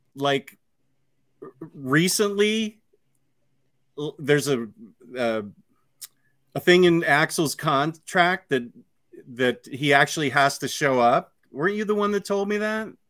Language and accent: English; Virginia, United States